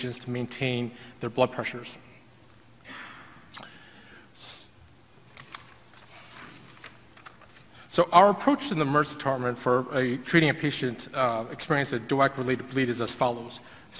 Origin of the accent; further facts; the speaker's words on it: Houston, Texas, United States; I'm actually from Houston